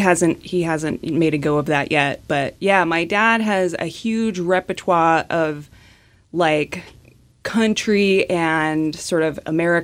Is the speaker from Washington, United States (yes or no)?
yes; Seattle, Washington, United States; I grew up near Green Lake. Yeah, right between Aurora and I-5.